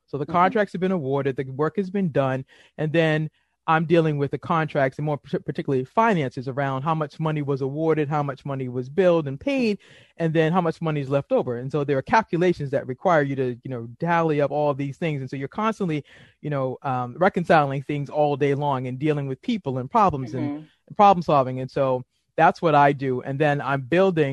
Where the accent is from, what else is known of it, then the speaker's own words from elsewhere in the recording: Boston, Massachusetts, United States; now in Maryland, United States; I'm originally from Boston. I now live in Maryland